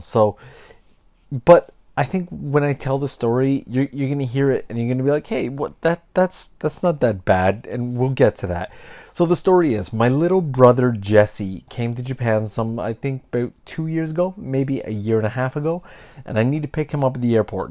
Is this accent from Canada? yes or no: yes; Canada; I'm from Canada. I grew up surrounded by people from other countries, all the way from elementary school